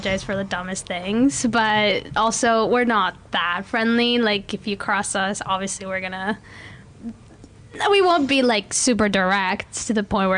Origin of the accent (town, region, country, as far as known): Canada